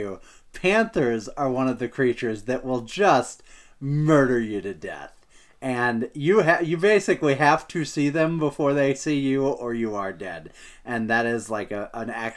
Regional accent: Ballwin, Missouri, United States; I'm like, St. Louis

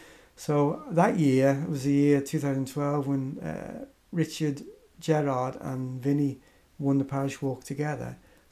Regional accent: Isle of Man; where are you from? And I said, I'm from the Isle of Man.

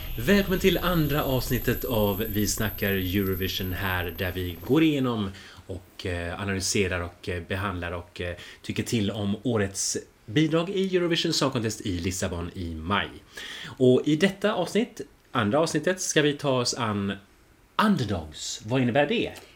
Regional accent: Finland

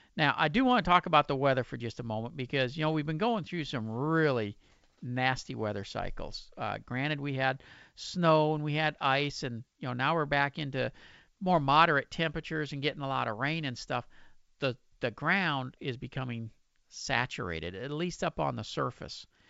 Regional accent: Pasadena, Texas, United States; it's my hometown in Pasadena

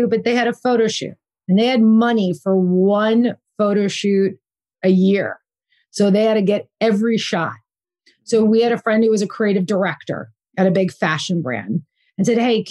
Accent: New Jersey, United States; moved away as an adult; also born or lived in Bergen County, New Jersey / Red Bank, New Jersey / Boston / New York City; now in California, United States; Jersey girl, born and raised in New Jersey

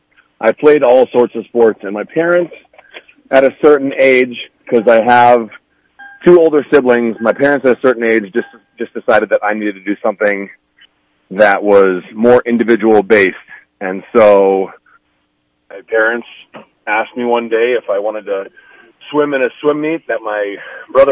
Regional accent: Minneapolis, Minnesota, United States; now in Sioux Falls, United States; I'm originally from the Minneapolis area

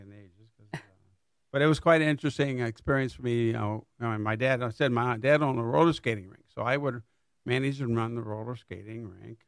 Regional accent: Niles, Michigan, United States; moved away as an adult; also born or lived in Kalamazoo, Michigan / Southfield, Michigan / Pontiac, Michigan; now in Lake Orion, United States; I grew up in a little town near Niles, Michigan. It's in the southwest corner of the state

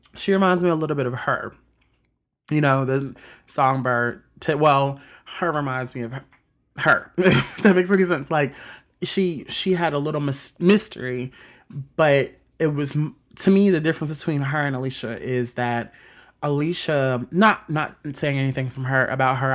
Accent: Mississippi, United States; also born or lived in South Bend, Indiana; I was born in South Bend, Indiana, but I was raised in Mississippi all my life

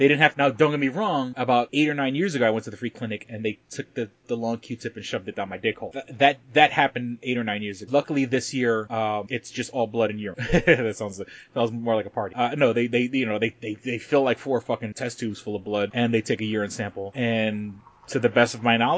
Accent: Puerto Rico; we're Puerto Rican

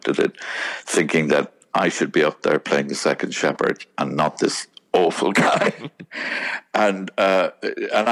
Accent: Cork, Munster, Ireland; I grew up in Ireland in the beautiful city of Cork

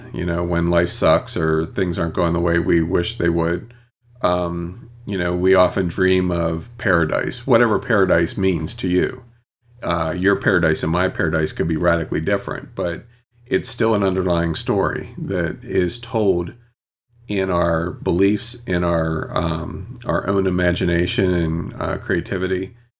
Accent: United States; first language English; I'm true American. I only know English and barely that.

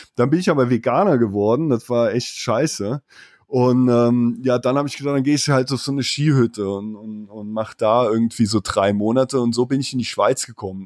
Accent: Moselle region between Koblenz and Trier, Rhineland-Palatinate, Germany; accent: Moselle Franconian; moved away as an adult; die coolen Jungs nennen das, wo ich herkomme, Mosel County. Ist zwischen Koblenz und Trier in Rheinland-Pfalz

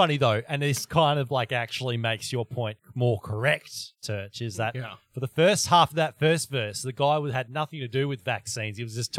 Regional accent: Australia; here's a confession as an Australian.

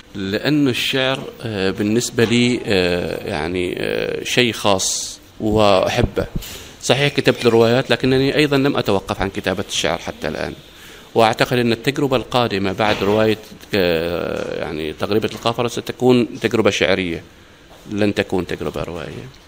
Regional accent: Oman; نحن كعمانيين

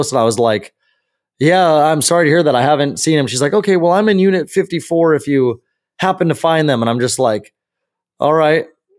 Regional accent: California, United States; the neighborhood actually that I grew up in over in the Santiago Hills area by SCC.

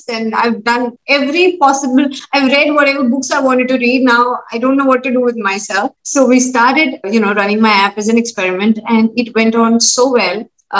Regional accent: Chandimandir, Haryana, India; born there; also born or lived in Udhampur / Delhi / Pune / Amritsar; So I was born in Chandi Mandir, started my education in Udhampur, that's Jammu and Kashmir, shifted to Delhi, one few months in Pune, then 1 year in Amritsar, back to Delhi

